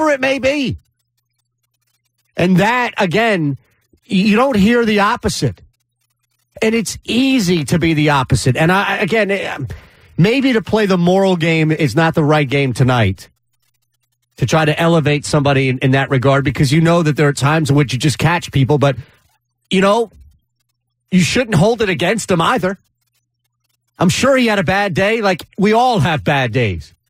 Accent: Philadelphia, Pennsylvania, United States; as a Philadelphian

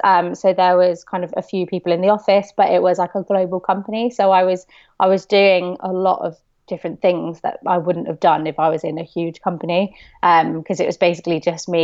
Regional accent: Bristol, South West England, United Kingdom; So I'm from Bristol

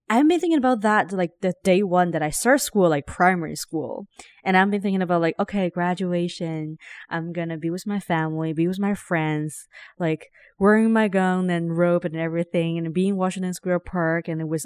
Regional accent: Ningbo, Zhejiang, China; English is a second language; also born or lived in Shanghai; So, I mean, I grew up in Shanghai, technically in Ningbo, but I rent like one place to another all the time.

